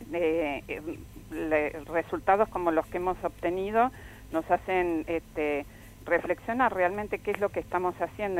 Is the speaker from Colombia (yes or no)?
no; Argentina; a mí como argentina